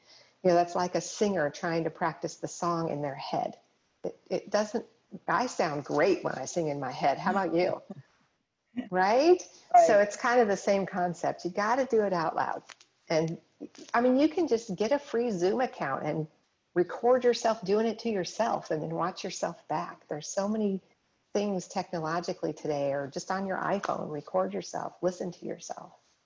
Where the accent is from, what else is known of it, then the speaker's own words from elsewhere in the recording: Colorado, United States; I grew up in Colorado, going skiing, that kind of thing